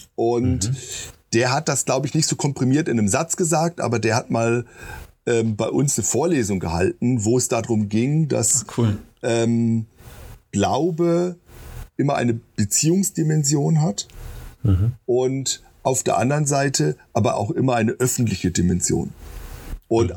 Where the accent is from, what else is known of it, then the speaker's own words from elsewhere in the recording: Baden-Württemberg, Germany; moved away as an adult; also born or lived in near Hamburg; now in Marburg, Germany; ich komme aus Baden, das ist richtig, also ich bin da geboren, aber äh, meine Eltern sind, wo ich anderthalb Jahre alt war, in die Nähe von Hamburg gezogen haben okay. dort hm. sieben Jahre gelebt